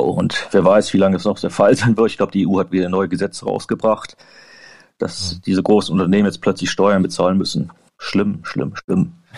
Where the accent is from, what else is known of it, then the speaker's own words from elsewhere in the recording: Germany; moved away as an adult; now in Ireland; ich bin hier als Deutscher und ich bin immer noch sehr direkt